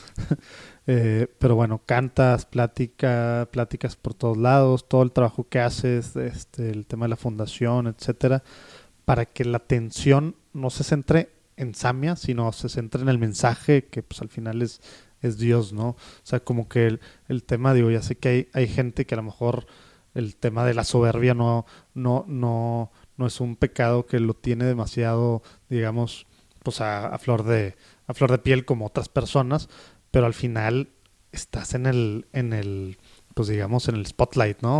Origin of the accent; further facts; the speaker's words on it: Mexico; como mexicanos podemos decir que en todas las casas hay una Biblia